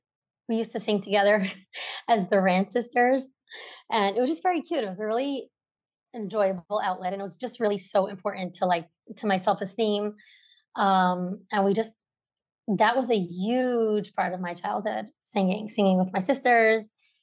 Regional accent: Brooklyn, New York, United States; I grew up in Brooklyn. I have three sisters

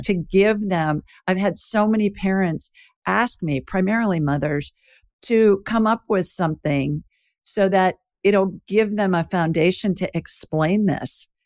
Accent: Columbus, Ohio, United States; when I was little, growing up in Ohio, there's a funeral home, Egan Ryan in Columbus, Ohio

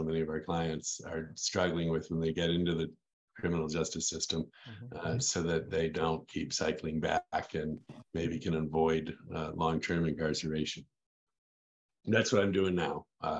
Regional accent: Kalamazoo, Michigan, United States; also born or lived in Washington D.C.; I grew up here in Kalamazoo.

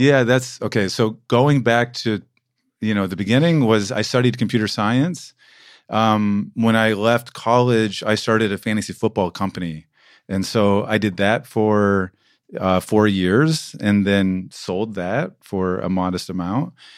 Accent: United States; moved away as an adult; now in Berlin, Germany

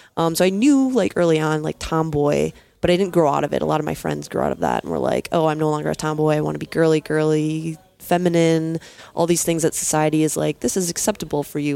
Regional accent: Minneapolis, Minnesota, United States; I'm from Minneapolis, Minnesota

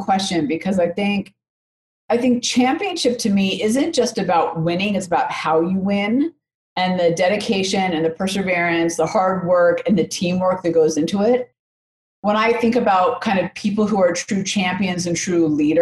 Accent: Oakland, California, United States; now in Denver, United States; I grew up in Oakland, California.

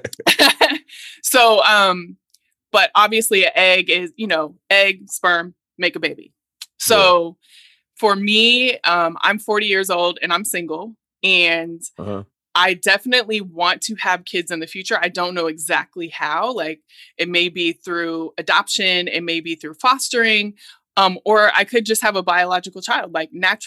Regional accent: Oregon, United States; I'm Black and I'm from Oregon

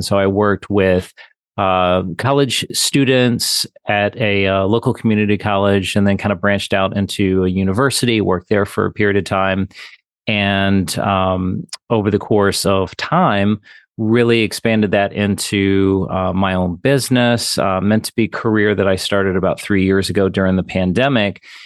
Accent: Virginia, United States; also born or lived in Wayne County, Michigan; now in Michigan, United States; I'm from Virginia originally

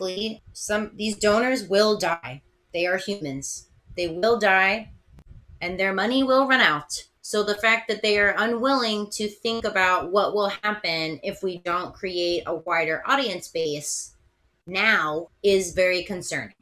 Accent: Philadelphia, Pennsylvania, United States; moved away; I'm from Philadelphia originally

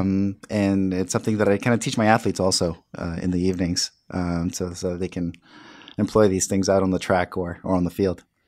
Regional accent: New York City, New York, United States; growing up in the South Bronx

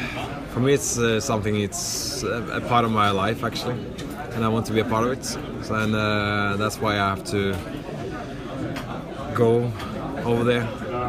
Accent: Oslo, Norway; English is a second language; I'm from Norway, yeah, Oslo.

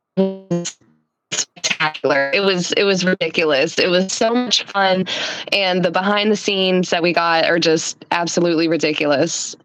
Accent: North Carolina, United States; I am from North Carolina, born and raised.

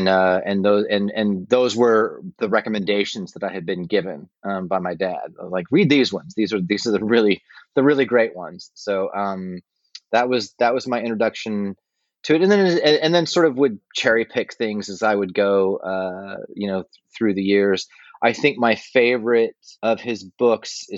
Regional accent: Westminster, Colorado, United States; where I grew up in Westminster, Colorado

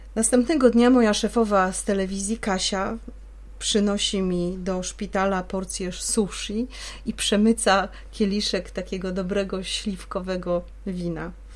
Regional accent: Poznań, Greater Poland, Poland; w rodzinnym Poznaniu

